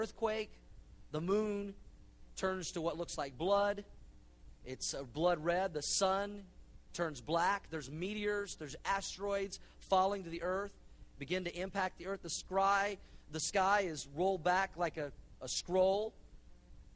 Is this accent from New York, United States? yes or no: no; Oklahoma, United States; I grew up in Oklahoma